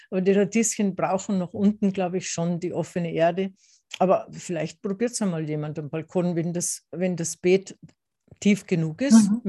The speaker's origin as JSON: {"language": "German", "region": "Tyrol", "country": "Austria", "tie": "born or raised there", "said": "Das habe ich jetzt nicht in Tirol, in meiner Heimat, gelernt."}